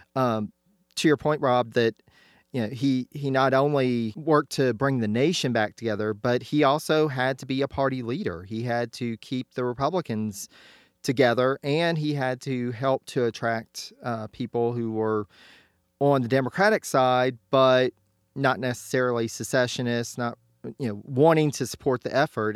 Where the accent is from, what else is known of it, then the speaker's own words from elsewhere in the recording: United States; speaking as an American